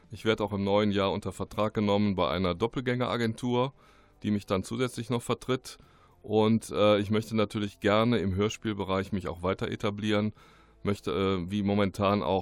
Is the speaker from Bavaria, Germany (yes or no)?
no; Remscheid, North Rhine-Westphalia, Germany; und komme aber gebürtig aus Remscheid, bin hier geboren aufgewachsen, bin dann durch mehrere Orte gezogen